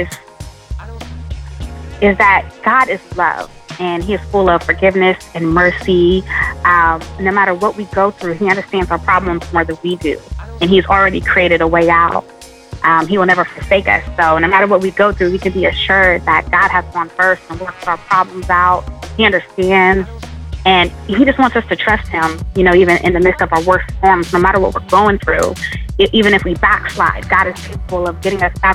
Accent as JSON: {"language": "English", "town": "Columbus", "region": "Ohio", "country": "United States", "said": "I'm from Columbus, Ohio"}